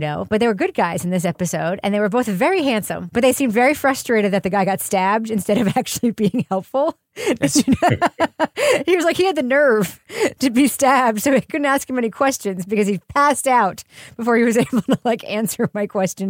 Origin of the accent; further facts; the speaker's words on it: Freeport, New York, United States; where I grew up in Freeport, Long Island